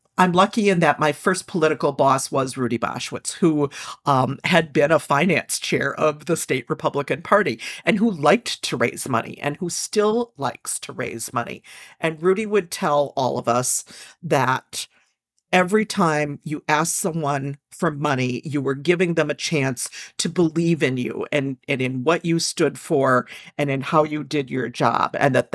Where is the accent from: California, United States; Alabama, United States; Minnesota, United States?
Minnesota, United States; Minneapolis; I grew up in Minneapolis.